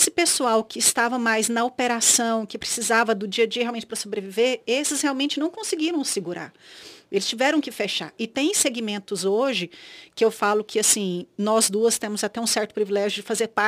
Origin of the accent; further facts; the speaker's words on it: Brazil; eu acho que a gente, como brasileiro, a gente também tem uma garra e uma, uma visão de futuro